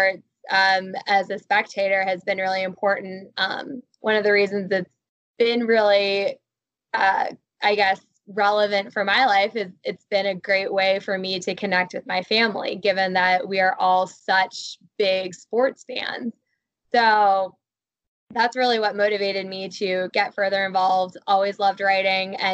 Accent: Columbus, Ohio, United States; growing up in Columbus, Ohio.

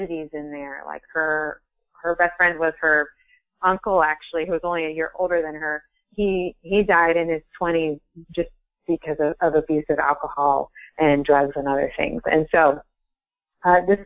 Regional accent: Ohio, United States; moved away as an adult; now in Vermont, United States; I am originally from Ohio, and I moved to Vermont

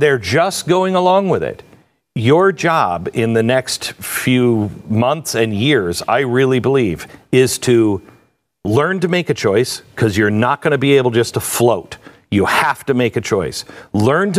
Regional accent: West Coast, United States; moved away; I grew up on the West Coast

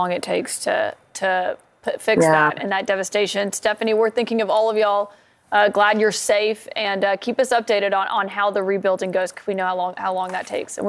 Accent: Alabama, United States; I'm from Alabama

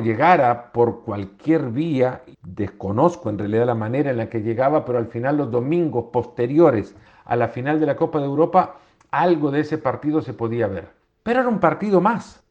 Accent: El Salvador; moved away; Crecí en un país, en El Salvador

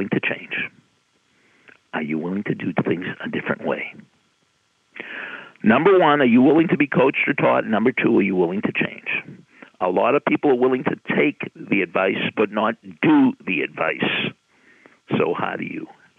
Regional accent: Boston, Massachusetts, United States; when I was growing up in Boston

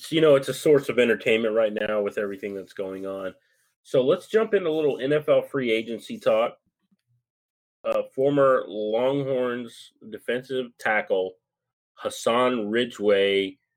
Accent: Ireland; You know, I, I feel like it's my day. I'm Irish, and it's my day.

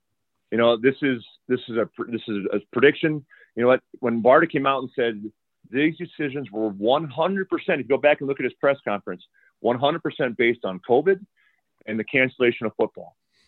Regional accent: Iowa, United States; now in Tucson, United States; I mean, I grew up in Iowa

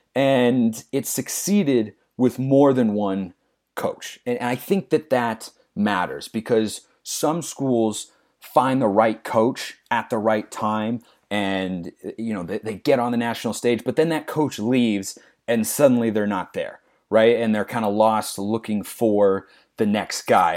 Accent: Lake Oswego, Oregon, United States; moved away; I was born and raised in Lake Oswego, Oregon

